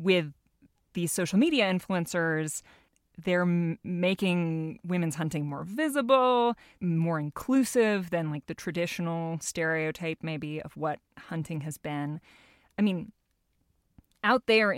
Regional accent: Alaska, United States; I grew up in Alaska, where a lot of people subsistence hunt

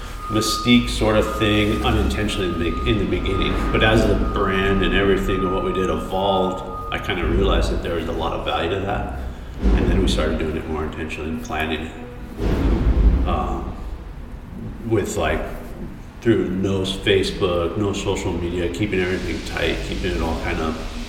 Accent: Colorado, United States; now in San Diego, United States; Colorado's cool, you know. I grew up there. I was the only one in my family not born in California.

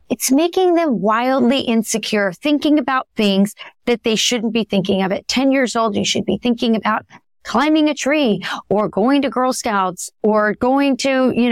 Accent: Southwest, United States; Yeah, because I am from the Southwest.

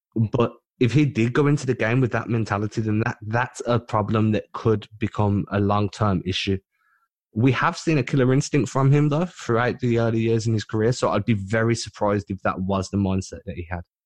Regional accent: United Kingdom

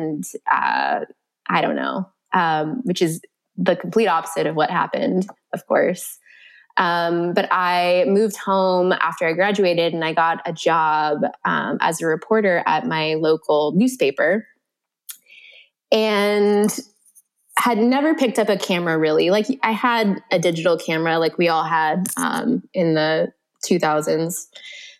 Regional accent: Oregon, United States; also born or lived in Alaska; I grew up in the Pacific Northwest between Oregon and Alaska. I spent my school year in Oregon

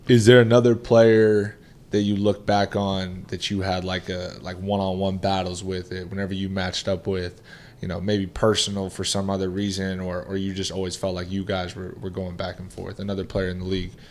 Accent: Boston, Massachusetts, United States; growing up in the Boston area

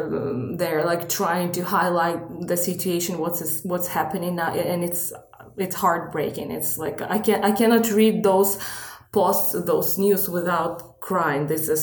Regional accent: Kryvyi Rih, Dnipropetrovsk Oblast, Ukraine; moved away as an adult; also born or lived in Kyiv, Ukraine; now in Pittsburgh, United States; I was born in Kryvyi Rih. That's the central part of Ukraine. And from 2006 until 2016, I have been living in Kyiv, working, living there.

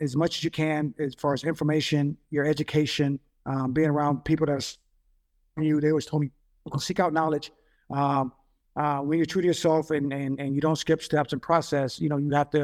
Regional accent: Jacksonville, Florida, United States; moved away as an adult; grew up in Jacksonville, grew up in Florida

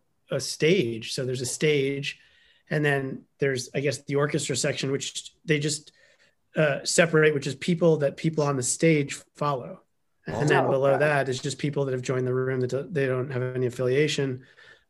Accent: New York City, New York, United States; New York City, Manhattan

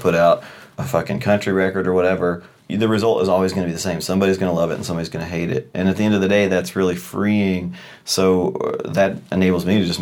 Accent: Louisville, Kentucky, United States; I grew up in Louisville

